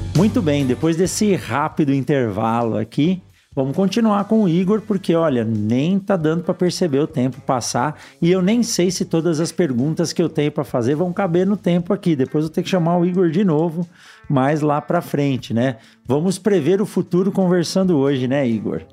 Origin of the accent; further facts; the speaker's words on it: São Paulo, Brazil; Eu que nasci em São Paulo